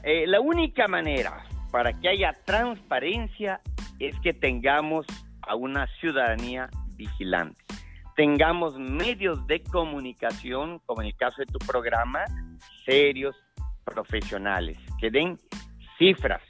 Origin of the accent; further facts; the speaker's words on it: Oaxaca, Mexico; como oaxaqueños